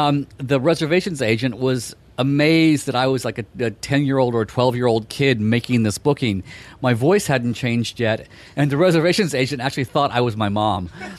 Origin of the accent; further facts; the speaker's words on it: New York, United States; I'm a New Yorker.